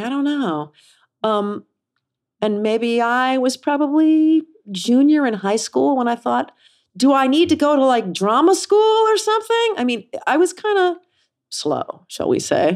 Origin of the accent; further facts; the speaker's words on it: Kansas City, United States; moved away; I grew up in Kansas City.